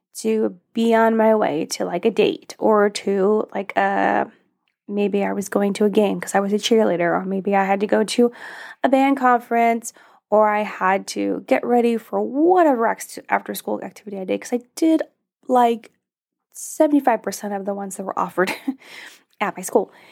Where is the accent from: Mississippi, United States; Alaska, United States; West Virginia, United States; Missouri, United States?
Alaska, United States; I grew up in Alaska